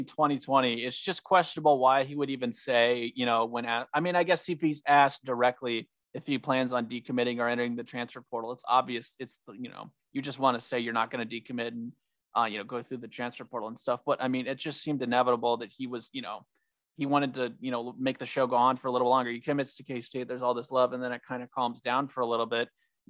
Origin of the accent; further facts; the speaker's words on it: Kansas, United States; I'm 30 minutes away from, you know, Derby High School, plays my hometown high school football team